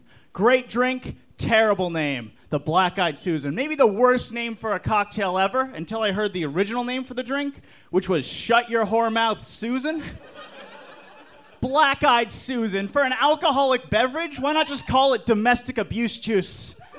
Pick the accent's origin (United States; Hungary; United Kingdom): United States; New Hampshire; I'm a Jew. I'm bad at it. … I'm a Jew from New Hampshire.